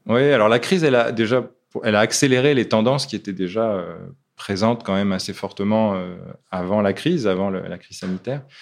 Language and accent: French; Lille, Hauts-de-France, France; moved away; also born or lived in Africa / Annonay; je suis lillois au départ